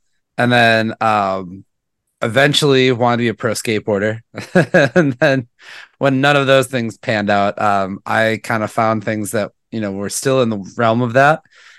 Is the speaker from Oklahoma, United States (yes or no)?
no; Milwaukee, Wisconsin, United States; I grew up born and raised in Milwaukee, went to college here at Marquette University and just kind of never left.